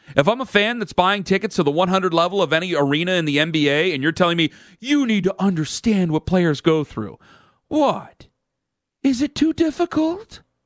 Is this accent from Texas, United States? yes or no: no; Northeast Ohio, United States; I'm from Northeast Ohio.